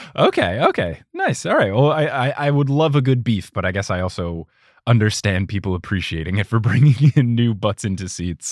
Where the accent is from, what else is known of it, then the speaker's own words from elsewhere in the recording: United States; I am American